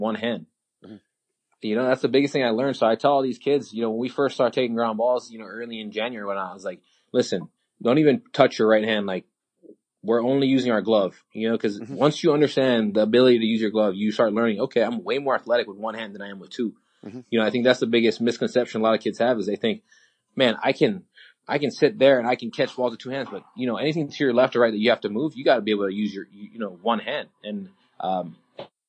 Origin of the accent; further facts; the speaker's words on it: Hawaii, United States; I'm from Hawaii, just like Florida. We're sunny all the time